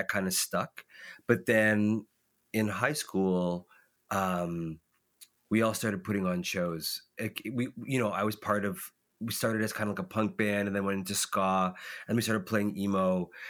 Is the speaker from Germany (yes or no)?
no; Caledon, Ontario, Canada; now in Toronto, Canada; outside of Toronto is a little town called Caledon, Ontario, which is lots of like horse farms and cornfields and cow fields. And I grew up out there.